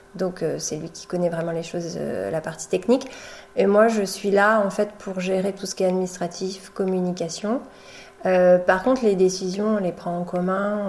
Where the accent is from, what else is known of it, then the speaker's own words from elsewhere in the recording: Poitou, Vienne, Nouvelle-Aquitaine, France; moved away as an adult; now in Charente-Maritime, France; moi je viens du Poitou, je viens de la Vienne